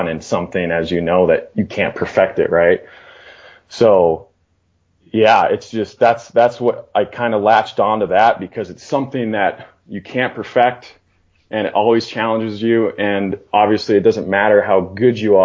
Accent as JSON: {"language": "English", "region": "Northwest Montana", "country": "United States", "tie": "born or raised there", "moved": "yes", "lives_now": "Wyoming, United States", "said": "I grew up in Northwest Montana"}